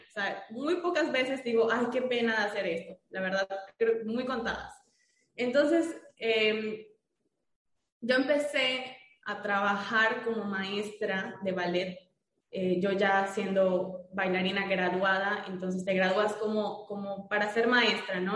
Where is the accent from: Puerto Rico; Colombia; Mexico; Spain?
Mexico; Mérida, Yucatán; yo soy de Mérida, Yucatán